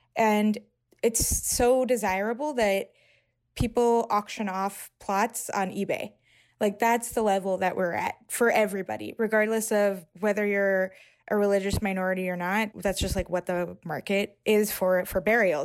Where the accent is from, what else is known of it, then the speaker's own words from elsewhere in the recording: New York, United States; I'm thirty-three, I grew up in New York